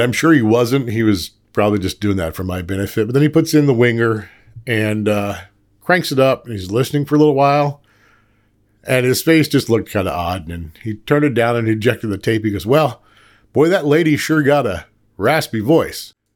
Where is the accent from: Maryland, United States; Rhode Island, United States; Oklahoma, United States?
Oklahoma, United States; South Central; Growing up in South Central Oklahoma, in a incredibly small town